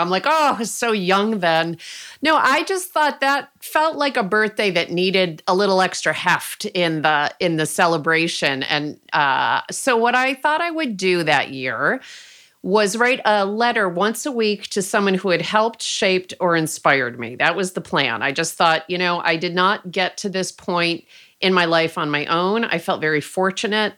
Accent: Rochester, New York, United States; moved away as an adult; now in Oakland, United States; my hometown of Rochester, New York

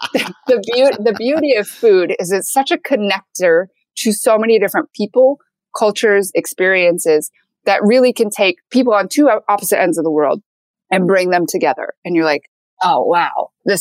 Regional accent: Michigan, United States; also born or lived in Seoul, South Korea; I was raised in Michigan by a Caucasian

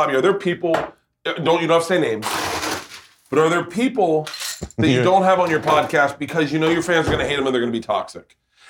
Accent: Tampa, Florida, United States; I grew up in Tampa.

